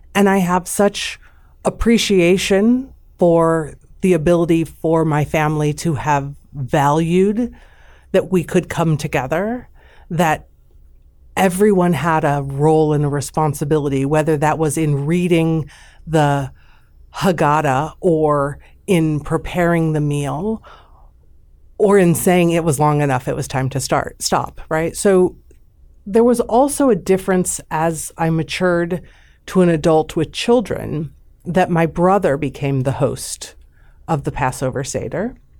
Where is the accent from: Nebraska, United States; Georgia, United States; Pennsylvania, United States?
Nebraska, United States; Omaha; I grew up in Jewish Omaha in all the best ways